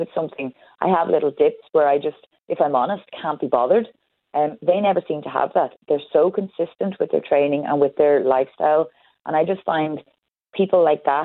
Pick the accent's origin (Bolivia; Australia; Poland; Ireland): Ireland; as an Irish person